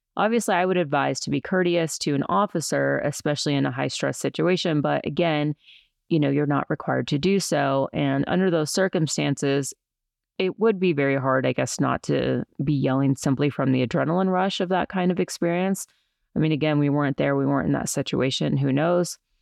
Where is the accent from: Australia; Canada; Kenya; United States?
United States; Colorado; also born or lived in New York City; I'm from Colorado